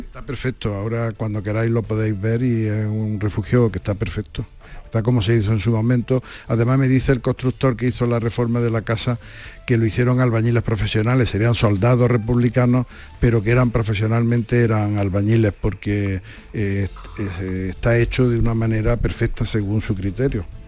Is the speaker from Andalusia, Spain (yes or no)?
yes; Andújar, Andalusia, Spain; como somos de Andújar